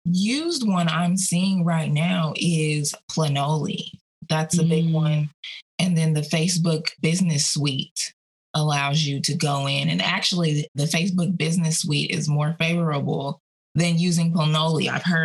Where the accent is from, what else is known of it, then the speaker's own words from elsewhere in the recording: Aurora, Colorado, United States; accent: Southern; I was born and raised in Aurora, Colorado, yet I have a Southern accent. I've had a Southern accent since I was 10 years old.